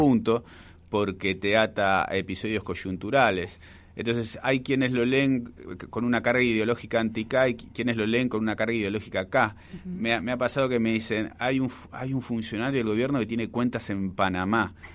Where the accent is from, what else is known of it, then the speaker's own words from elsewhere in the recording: Buenos Aires, Argentina; el barrio, es el barrio donde yo nací, es el barrio que más quiero de la capital federal